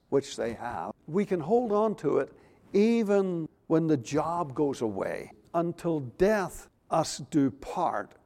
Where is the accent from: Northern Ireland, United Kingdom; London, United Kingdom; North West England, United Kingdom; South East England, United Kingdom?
Northern Ireland, United Kingdom; Belfast; also born or lived in Moss Point, Mississippi; now in United States; we as youngsters growing up in Belfast